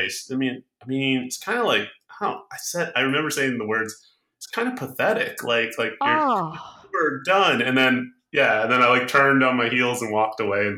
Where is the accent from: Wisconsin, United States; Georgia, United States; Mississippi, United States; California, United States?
California, United States; Orange County; I grew up in Orange County, California. So it was home, school, mall, Brea Mall.